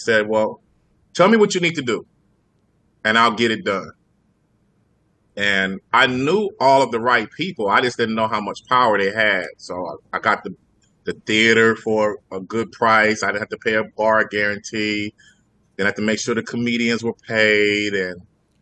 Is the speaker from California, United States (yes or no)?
yes; Compton, California, United States; I'm from Compton